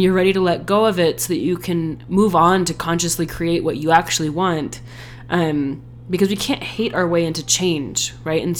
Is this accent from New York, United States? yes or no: no; Bay Area, California, United States; now in Utah, United States; I grew up in California in the Bay Area